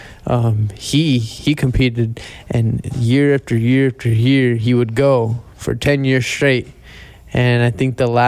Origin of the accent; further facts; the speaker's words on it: Corpus Christi, Texas, United States; I'm born and raised Corpus Christi